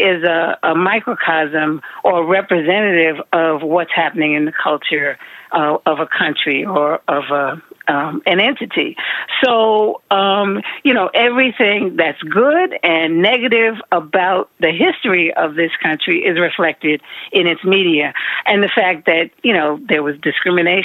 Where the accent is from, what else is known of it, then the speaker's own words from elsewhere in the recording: New York City, New York, United States; growing up in New York City, and having access to all that the city offered